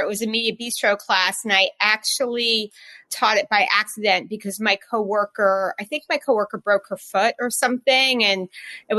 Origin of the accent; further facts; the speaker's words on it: New York, United States; also born or lived in Ohio; I was driving home from Ohio to New York with my dad